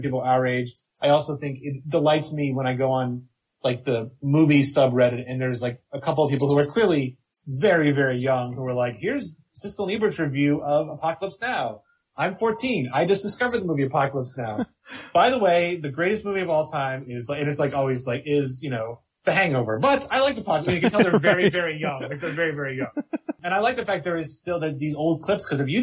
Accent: outside of Philadelphia, Pennsylvania, United States; I grew up outside of Philadelphia

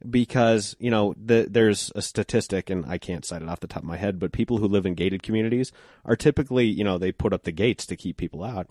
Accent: Golden, Colorado, United States; now in Denver, United States; I grew up in Golden

